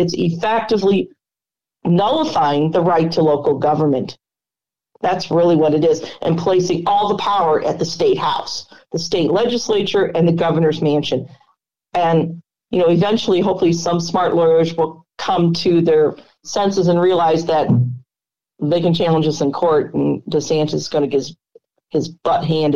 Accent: Missouri, United States; my home state of Missouri.

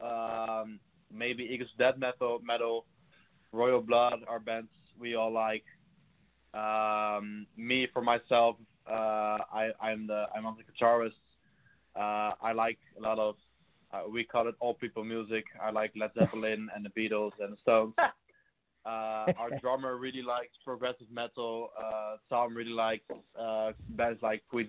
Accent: Rotterdam, South Holland, Netherlands; we're from the Netherlands in Rotterdam

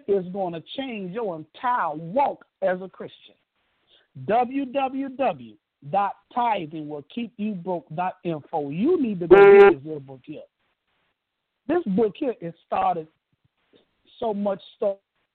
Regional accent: Chicago, Illinois, United States; now in Atlanta, United States; Chicago, my hometown, west side of Chicago

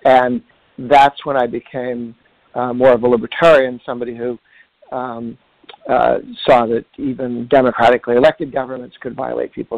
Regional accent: Weston, Massachusetts, United States; my hometown of Weston

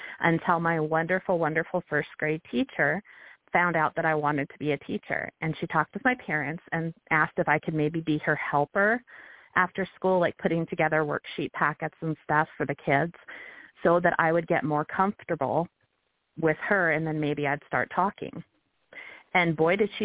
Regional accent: Billings, Montana, United States; I grew up in Billings, Montana

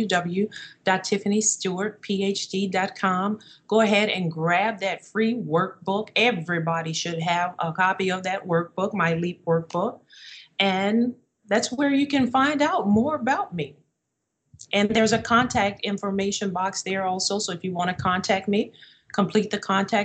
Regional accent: New Orleans, Louisiana, United States; moved away as an adult; also born or lived in Minnesota; we left my hometown of New Orleans and we moved to Minnesota so that I could pursue my master's degree

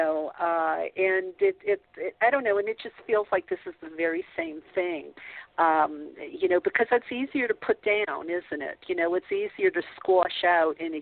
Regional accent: the South, United States; I grew up in the South, a Catholic

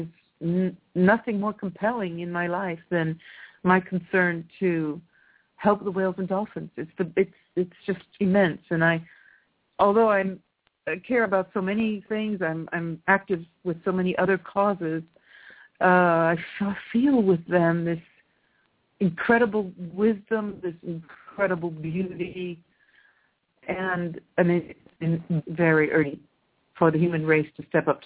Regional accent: California, United States; now in Italy; I'm from California

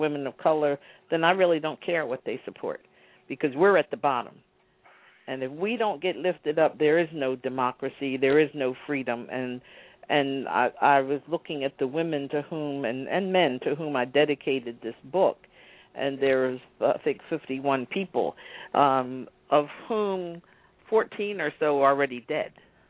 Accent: Philadelphia, Pennsylvania, United States; When I grew up in Philadelphia, I remember the teacher saying, oh, look at the base of the Statue of Liberty.

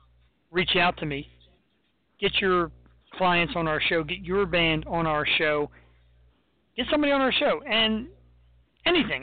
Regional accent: Philadelphia, Pennsylvania, United States; I'm from Philly

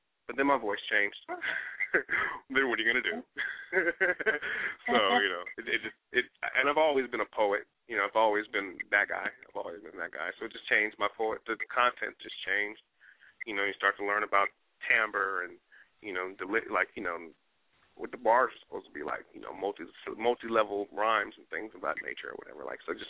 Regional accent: Newark, New Jersey, United States; born there; I got East Coast love, man. I was born in New Jersey, baby. Brick City stand up.

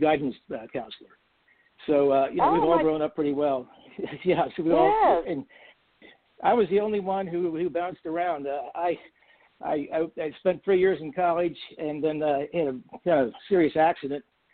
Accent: Cincinnati, Ohio, United States; also born or lived in East Coast / Waynesville, Ohio; I grew up in Cincinnati, Ohio, and lived in north of Cincinnati for some time

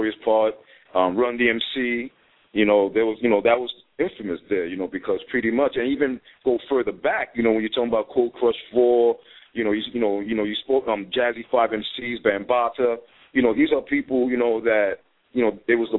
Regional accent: New York City, New York, United States; I grew up in the part on High Bridge. It's like right up the block from the new Yankee Stadium

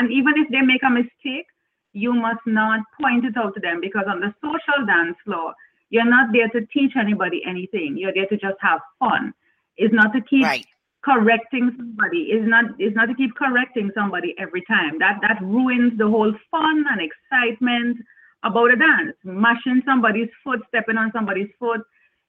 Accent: Trinidad & Tobago; moved away as an adult; now in Jamaica; I am originally born and bred in Trinidad and Tobago, which is another island in the Caribbean

